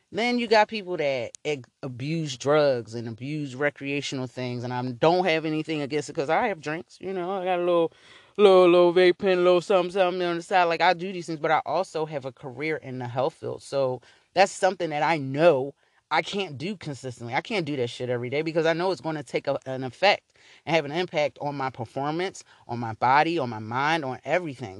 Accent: Philadelphia, Pennsylvania, United States; I grew up in North Philly

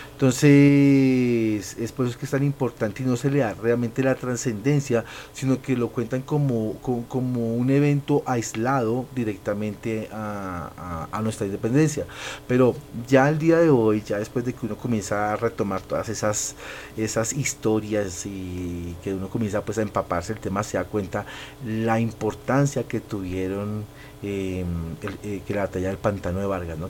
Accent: Colombia; cada uno de nosotros como colombianos

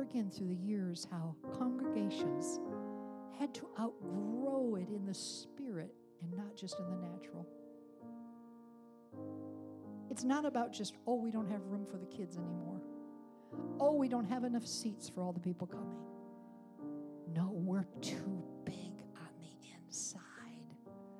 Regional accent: upstate New York, United States; in my hometown of upstate New York, where blizzards came in over Lake Ontario

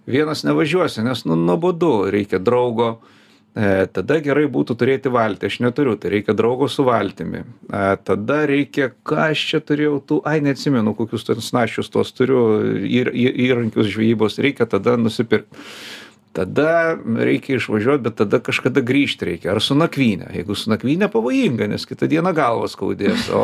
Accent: Vilnius, Vilnius County, Lithuania; also born or lived in Kaunas; O paskui jau mane su tėvais išleido į Vilnių ir nuo tada aš jau Vilniuje kitur važiuodavau tik laikinai aplankyti.

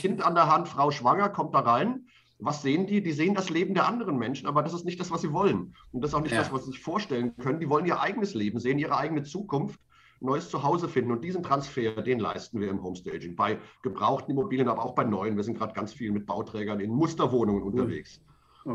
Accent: Mainz, Rhineland-Palatinate, Germany; meiner Heimatstadt Mainz

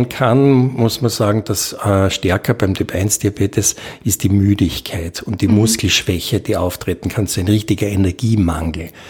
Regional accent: Austria; Und das nehmen wir normalerweise als Österreicher nur in acht Jahren zu.

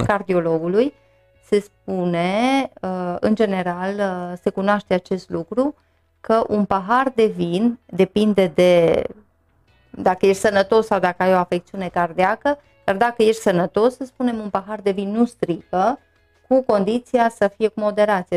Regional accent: Târgu Mureș, Mureș County, Romania; eu m-am născut în Târgu Mureș, am învățat în Târgu Mureș, am trăit de când mă știu în Târgu Mureș

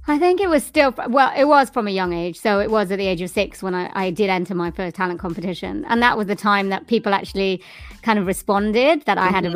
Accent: Swansea, Wales, United Kingdom; born or raised there

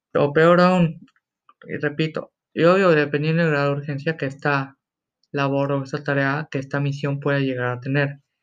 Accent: Mexico; soy mexicano yo

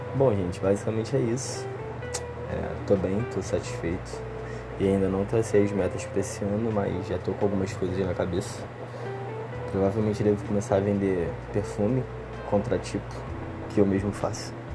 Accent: Rio de Janeiro, Brazil; eu sou do Rio

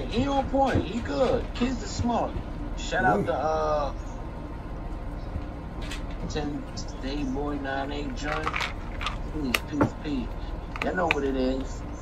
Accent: Brooklyn, New York, United States; I'm from Brooklyn, but see, Mac Boogs did it.

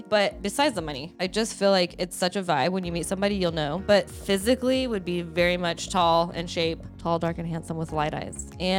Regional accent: Greece; So I like olives. I'm from Greece.

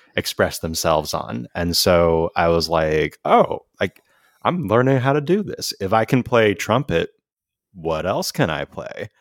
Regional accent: San Jose, California, United States; also born or lived in San Francisco; growing up in San Jose, California

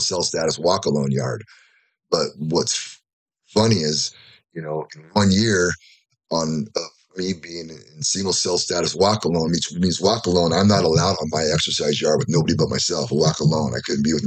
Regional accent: Fullerton, California, United States; also born or lived in Tahlequah, Oklahoma / Florida; now in Yucca Valley, United States; I grew up in Fullerton

